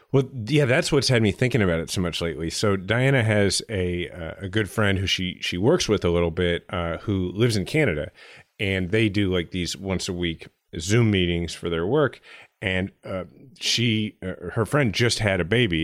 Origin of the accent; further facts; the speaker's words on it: United States; being an American, a liberal, yes, but an American